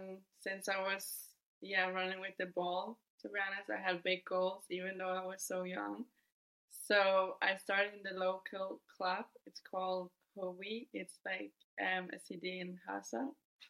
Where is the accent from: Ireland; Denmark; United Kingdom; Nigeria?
Denmark; Copenhagen, Capital Region of Denmark; moved away as an adult; also born or lived in Sweden / Wolfsburg, Germany; now in Madrid, Spain; I'm 22 years old, and I'm from Denmark. I grew up in Copenhagen.